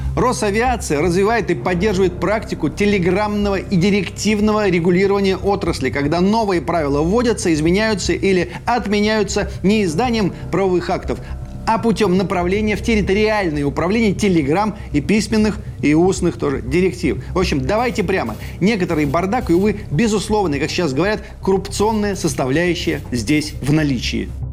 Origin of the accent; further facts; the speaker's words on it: Kalikino, Lipetsk Oblast, Russia; Из моего родного села Каликина Липецкой области